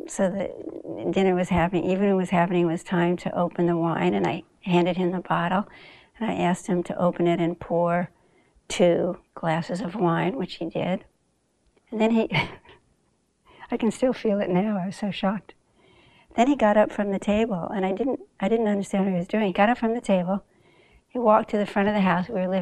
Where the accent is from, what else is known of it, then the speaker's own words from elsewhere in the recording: Southern California, United States; moved away as an adult; also born or lived in Bronx, New York / Africa; now in New York, United States; I was born here, you know, in the Bronx. But I grew up mostly in Southern California